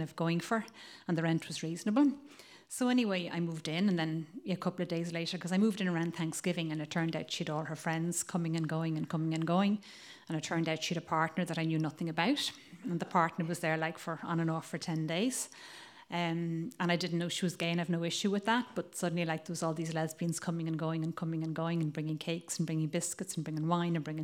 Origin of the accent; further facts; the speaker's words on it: Ireland; accent: Irish; moved away as an adult; also born or lived in Italy; now in Provincetown, United States; as you can probably tell from my accent, I'm Irish